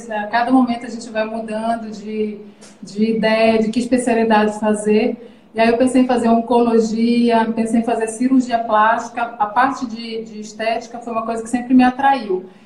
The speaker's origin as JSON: {"language": "Portuguese", "region": "Amazonas", "country": "Brazil", "tie": "born there", "moved": "yes", "lives_now": "Pará, Brazil", "said": "eu nasci, na verdade, no Amazonas, mas já moro no Pará desde 1990"}